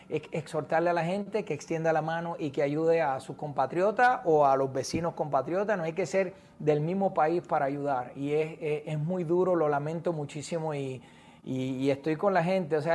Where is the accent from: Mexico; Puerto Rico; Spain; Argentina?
Puerto Rico; Sabes que soy de Puerto Rico, los huracanes son un fenómeno